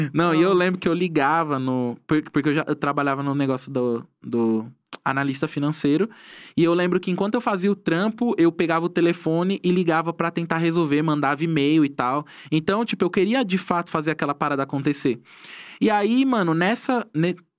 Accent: Tanabi, São Paulo, Brazil; also born or lived in Itapecerica da Serra, Brazil / São Roque, Brazil; now in São Paulo, Brazil; Tanabi, que é a cidade da onde eu, eu, na onde eu cresci

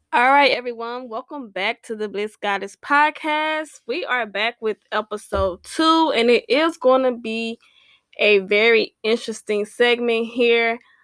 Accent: Houston, Texas, United States; I'm from Houston

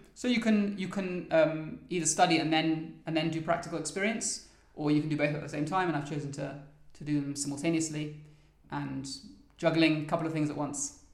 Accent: London, United Kingdom; moved away as an adult; also born or lived in Oxford, England; now in Givat Shmuel, Israel; I grew up in London in a place called Highgate in North London

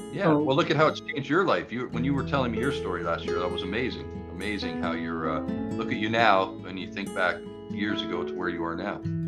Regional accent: Toronto, Ontario, Canada; I grew up in Toronto and ran away from when I was a kid.

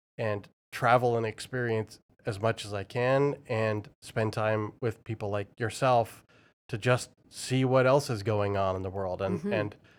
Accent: Vancouver, British Columbia, Canada; born there; also born or lived in Toronto / United Kingdom; I was born in Vancouver and then ended up in Toronto and then UK and Europe and back to Toronto and those kinds of things.

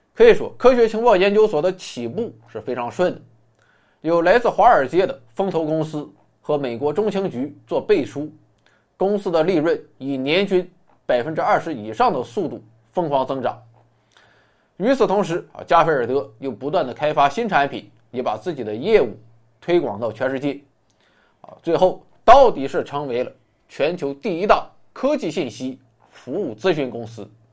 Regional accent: China; 我们中国人很实诚，很老实

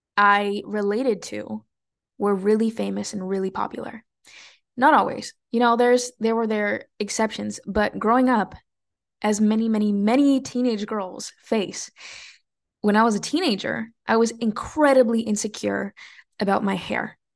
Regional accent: California, United States; even though I was born in California, I always lived in a Mexican bubble.

